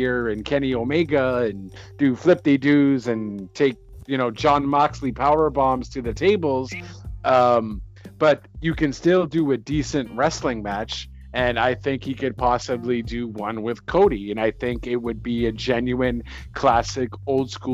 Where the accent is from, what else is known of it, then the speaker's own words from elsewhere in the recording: Canada; I'm Canadian